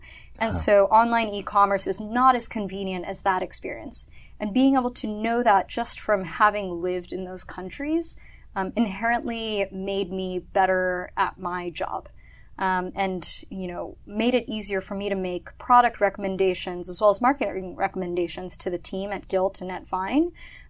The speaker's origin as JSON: {"language": "English", "region": "Tokyo", "country": "Japan", "tie": "born or raised there", "also_born_or_lived": "Hong Kong / Sydney / London / Milan", "said": "So growing up in Japan, so I grew up in Tokyo mostly. I was born in Hong Kong. Lived in Sydney for a couple years, in London, in Milan"}